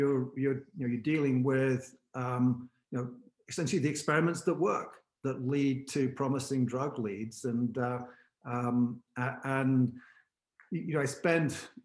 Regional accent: Bromsgrove, West Midlands, United Kingdom; moved away as an adult; also born or lived in Nottingham; now in United States; I was born and raised in the Midlands, a small town called Bromsgrove, which is between Worcester and Birmingham.

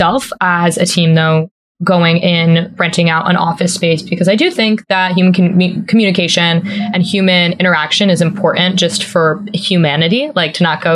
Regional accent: East Coast, United States; I'm from the East Coast, my family's here

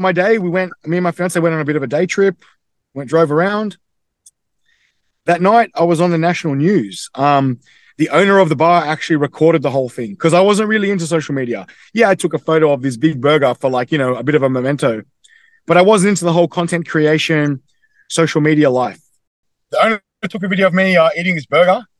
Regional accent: Australia; accent: Australian; I'm born and bred in Australia, but my mother is from Croatia and my dad's from England.

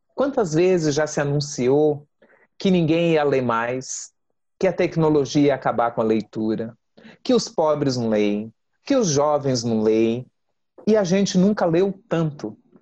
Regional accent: São Paulo, Brazil; Eu nasci em São Paulo, mas eu sou filha de baianos de Terra Nova

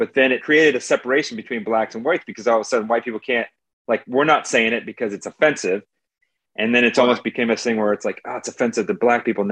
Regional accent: Colorado, United States; I come from Colorado

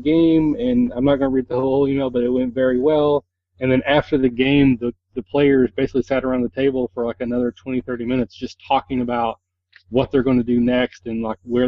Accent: Kentucky, United States; I'm from Kentucky and I'm a hick and I can't pronounce a lot of words right

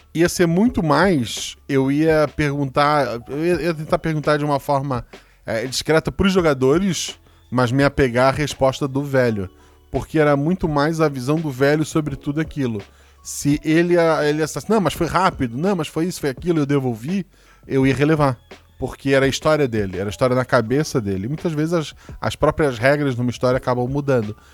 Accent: Florianópolis, Santa Catarina, Brazil; eu sou de Floripa

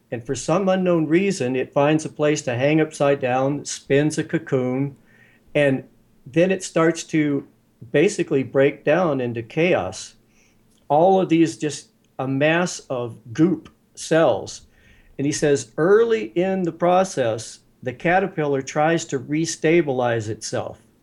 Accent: West Virginia, United States; I grew up in West by God, Virginia

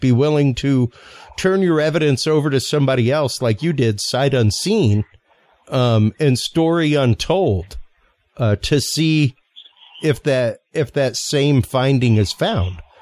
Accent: United States; I am American

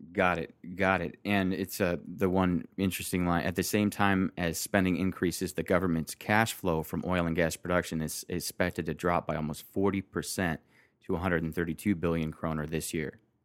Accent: Detroit, Michigan, United States; I grew up in Michigan and then Detroit

